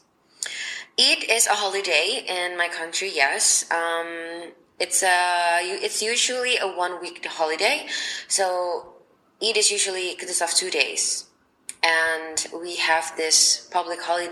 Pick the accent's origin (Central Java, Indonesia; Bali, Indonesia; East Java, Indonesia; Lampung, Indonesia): East Java, Indonesia; Surabaya; now in Jakarta, Indonesia; I'm originally from Surabaya, which is 12 hours away by car from Jakarta.